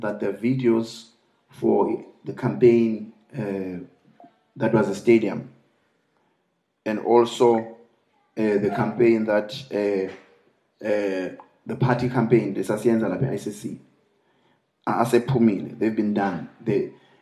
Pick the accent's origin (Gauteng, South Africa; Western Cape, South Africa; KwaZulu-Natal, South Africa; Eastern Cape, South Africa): Eastern Cape, South Africa; I come from Eastern Cape